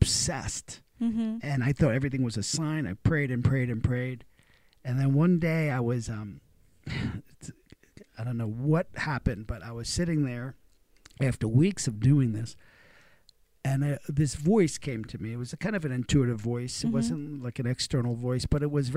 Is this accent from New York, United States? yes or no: yes; New York City, New York, United States; I grew up in Brooklyn, and my parents didn't have any money